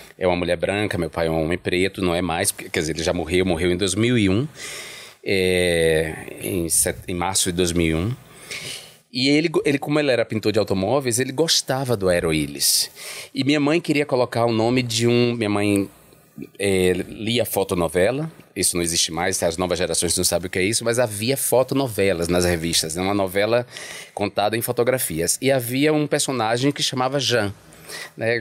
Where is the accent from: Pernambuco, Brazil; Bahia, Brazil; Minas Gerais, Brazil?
Bahia, Brazil; Alagoinhas; eu sou do interior da Bahia, uhum. Lagoinhas, né? Que é, eu, mora, eu nasci e me criei numa periferia ainda com características muito rurais.